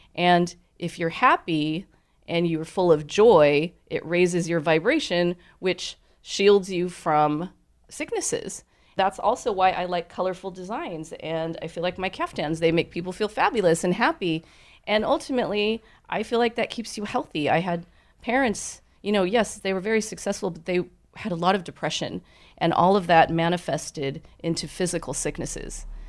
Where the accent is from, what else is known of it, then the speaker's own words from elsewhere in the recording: Southern California, United States; also born or lived in New York City; I was born in New York. But I don't remember it because we moved to California when I was a baby